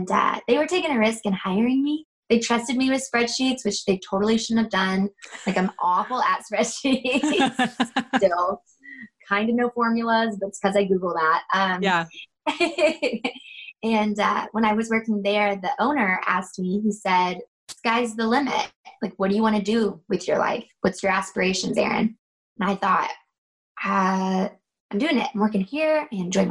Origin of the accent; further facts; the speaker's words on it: North Georgia, United States; now in South Georgia, United States; I'm actually from North Georgia. I live right now in South Georgia.